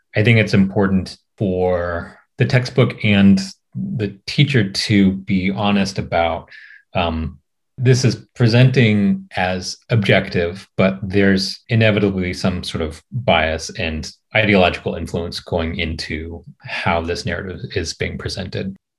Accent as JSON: {"language": "English", "town": "Portland", "region": "Oregon", "country": "United States", "tie": "born or raised there", "also_born_or_lived": "New York City", "moved": "as an adult", "lives_now": "California, United States", "said": "I'm Japanese American, um, grew up in Portland, Oregon"}